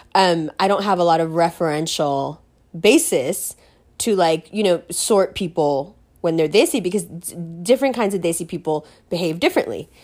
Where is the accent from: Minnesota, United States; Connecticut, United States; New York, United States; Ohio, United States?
New York, United States; New York City; I'm from New York City